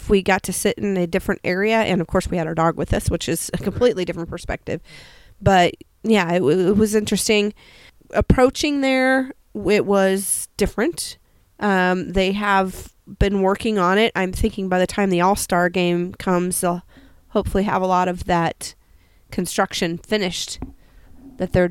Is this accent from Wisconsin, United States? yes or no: yes; Wisconsin, United States; also born or lived in Illinois; we're from Wisconsin and Illinois. We met in St. Louis. We lived in Charlotte. And now we live in our RV